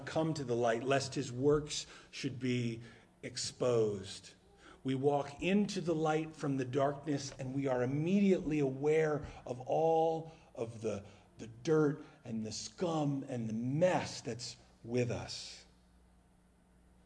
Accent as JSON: {"language": "English", "region": "New Jersey", "country": "United States", "also_born_or_lived": "South Carolina", "moved": "yes", "said": "We're from New Jersey"}